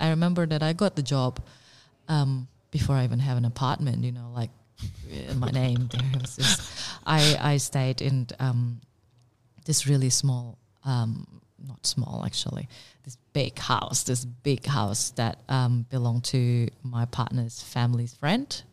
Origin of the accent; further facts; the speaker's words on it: Indonesia; also born or lived in Singapore / Paris, France; now in Melbourne, Australia; I was born in Indonesia and I did my college in Singapore